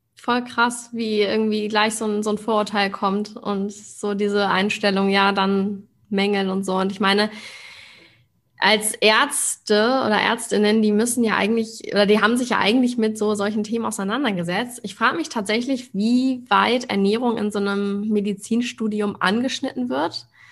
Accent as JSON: {"language": "German", "region": "Hamburg", "country": "Germany", "moved": "yes", "lives_now": "Berlin, Germany", "said": "Ich komme ja auch aus Hamburg ursprünglich"}